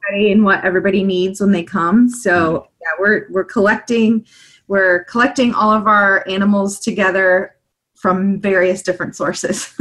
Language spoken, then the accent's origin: English; Kansas, United States; moved away; also born or lived in Mississippi; I am from Kansas and there aren't a lot of oceans around